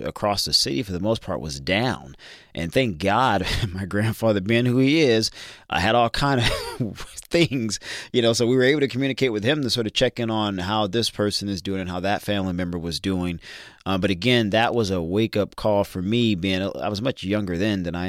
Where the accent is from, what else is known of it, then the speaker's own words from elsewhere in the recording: Louisiana, United States; my hometown of Louisiana